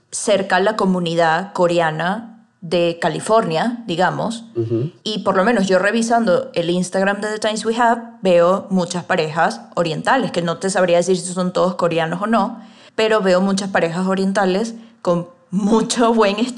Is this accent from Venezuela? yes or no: yes; Venezuela; now in Mexico; Yo por lo menos soy venezolana y vivo en México.